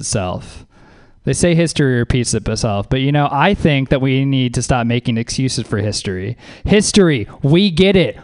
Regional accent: the South, United States; moved away; I'm from the South originally

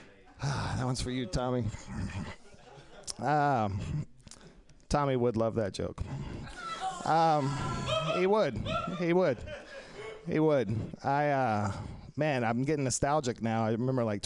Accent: Texas, United States; I'm sincerely a Texan from a Texas family

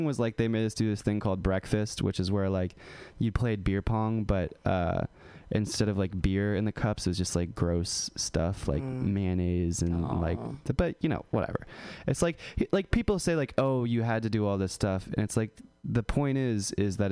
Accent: California, United States; I grew up in California. I was like a hippie, like La Honda kind of guy

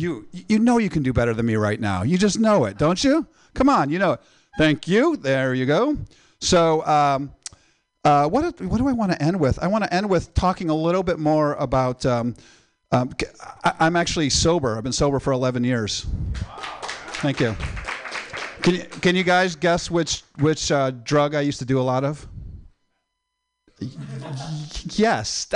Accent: Midwest, United States; moved away; I'm originally from the Midwest

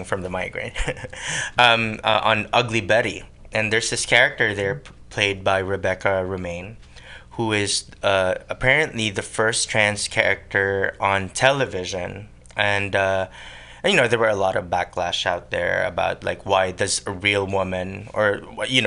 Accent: Philippines; accent: Tagalog accent; English is a second language; moved away as an adult; now in San Francisco Bay Area, United States; I was born and raised in the Philippines. And I moved here in 2003

